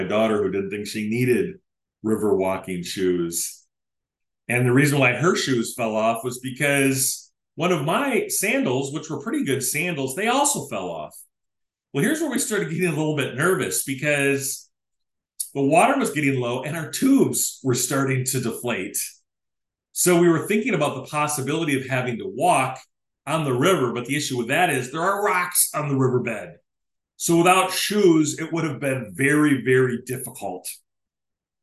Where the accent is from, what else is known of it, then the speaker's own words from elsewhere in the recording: Decorah, Iowa, United States; moved away; right near the city limits of Decorah, my hometown. I no longer live there